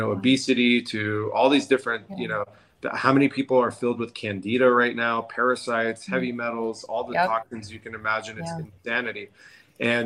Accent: San Diego, California, United States; I'm born and raised in La Jolla, California, San Diego

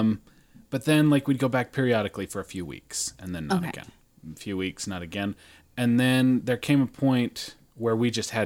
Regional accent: Utah, United States; moved away; I was raised in Utah and I was raised Mormon

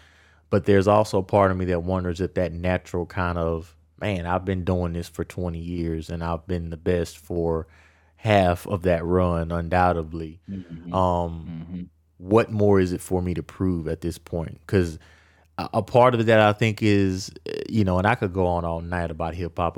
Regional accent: Louisiana, United States; I'm born and raised in Louisiana. I grew up with Wayne all of my life.

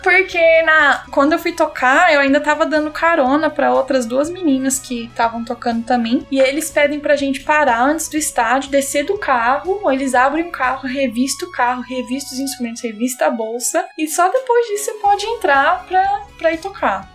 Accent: São Paulo, Brazil; moved away as an adult; also born or lived in Bulgaria / United States / Australia; eu sou de São Paulo

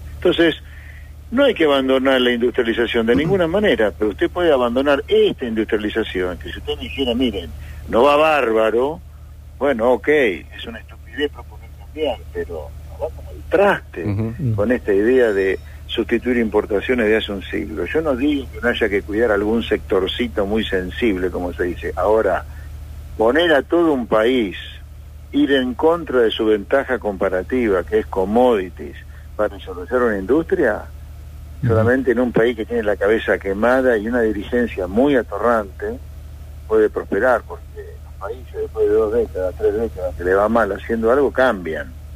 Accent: Pergamino, Buenos Aires Province, Argentina; yo soy nacido en Pergamino y vivo en provincia

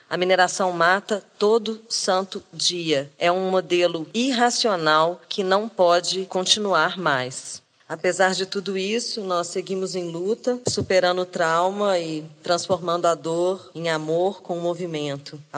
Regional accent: Brumadinho, Minas Gerais, Brazil; tenho 36 anos, sou jornalista e agricultora, falo de Minas Gerais, eu sou de Brumadinho, moro em Brumadinho.

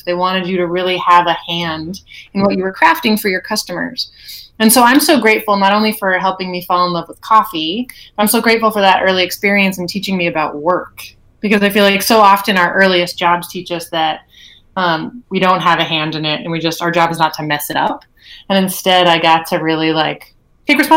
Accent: Seattle, Washington, United States; I'm from Seattle

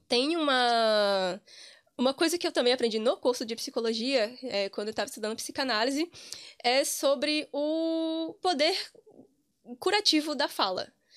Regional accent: Amargosa, Bahia, Brazil; moved away as an adult; also born or lived in Cachoeira, Bahia / Santo Antônio de Jesus, Bahia; now in Ireland; eu sou de uma cidade muito pequena do interior da Bahia, chamada Amargosa

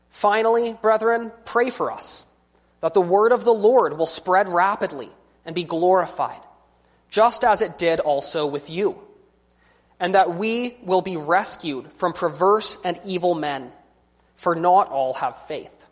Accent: British Columbia, Canada; I'm from British Columbia. And one of the wonderful things about being from British Columbia is that we have all these wonderful mountains and forests to hike.

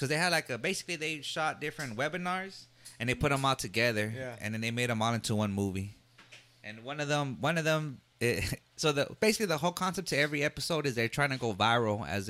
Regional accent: Dallas, Texas, United States; Oak Cliff is just such a very historic place. I mean, it's where I was born and raised

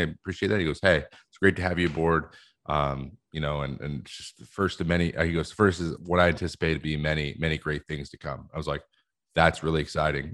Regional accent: West Coast, United States; I'm from the West Coast

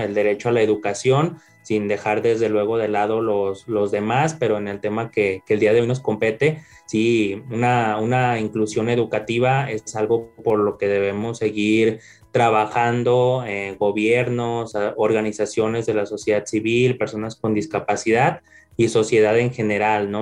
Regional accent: León, Guanajuato, Mexico; nací acá en León, Guanajuato

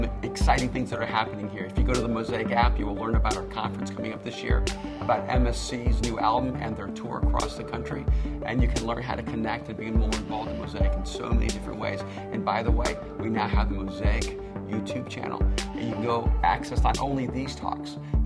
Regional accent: El Salvador; now in United States; I'm an immigrant from El Salvador.

